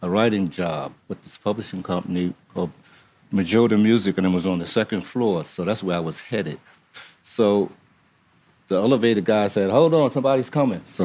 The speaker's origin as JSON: {"language": "English", "town": "Camden", "region": "New Jersey", "country": "United States", "tie": "born or raised there", "said": "I grew up in Camden, New Jersey, like right across the bridge, and like 20 minutes away"}